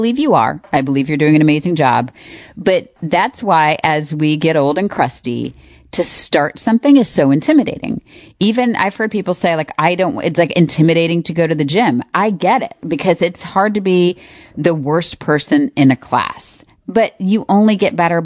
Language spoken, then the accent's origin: English; Florida, United States; I grew up in Florida